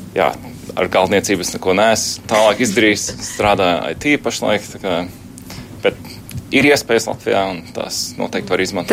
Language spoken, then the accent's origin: Latvian; Münster, North Rhine-Westphalia, Germany; Latvian is a second language; moved away as an adult; now in Latvia; tajā pilsētā, kur es uzaugu Vācijā, Minsterā.